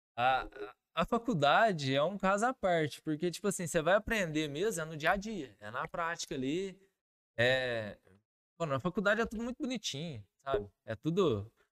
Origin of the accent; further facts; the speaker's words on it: Carmo do Rio Claro, Minas Gerais, Brazil; moved away as an adult; also born or lived in Varginha; eu sou natural de Carmo do Rio Claro, né? Nasci, fui criado lá e morei lá até os 23 anos de idade.